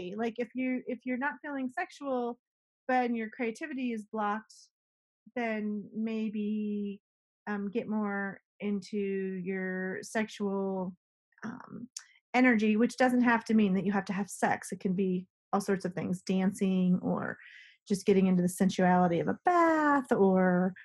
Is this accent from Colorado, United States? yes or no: yes; Colorado, United States; I was raised in Colorado